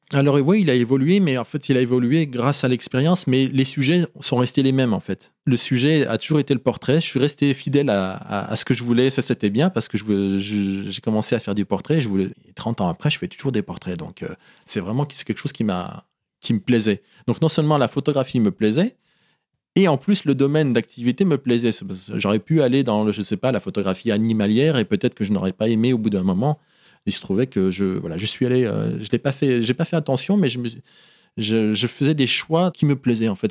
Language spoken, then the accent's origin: French; Oyonnax, Auvergne-Rhône-Alpes, France; born or raised there; moved away as an adult; also born or lived in Casablanca, Morocco; now in Paris, France